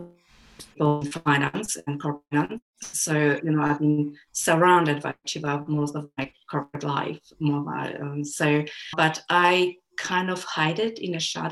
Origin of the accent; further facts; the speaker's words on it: Poland; moved away; also born or lived in United Kingdom / Germany / Australia; And I was born and brought up in Poland as a child, even if I grew up in UK and Germany and even Australia as well.